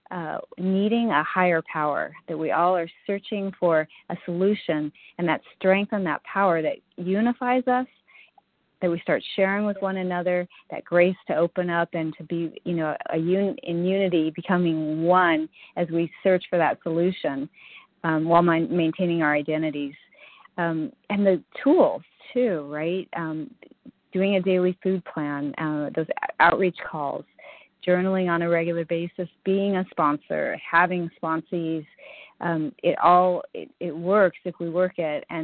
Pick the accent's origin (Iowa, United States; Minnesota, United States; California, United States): California, United States; Um, yes, I'm from California